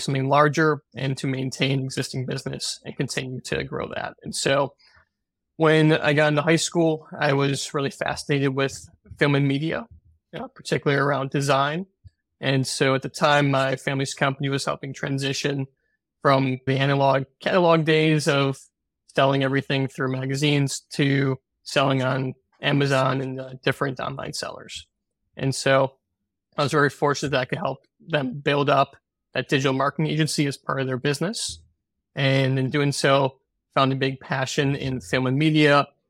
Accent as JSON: {"language": "English", "town": "Chicago", "region": "Illinois", "country": "United States", "tie": "born or raised there", "said": "I grew up in the North Shore of Chicago in a family business selling office supplies and school supplies"}